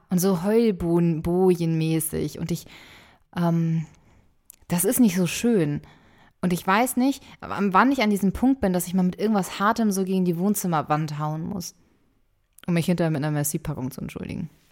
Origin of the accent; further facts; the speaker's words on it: Hamburg, Germany; Ich bin in Hamburg zur Schule gegangen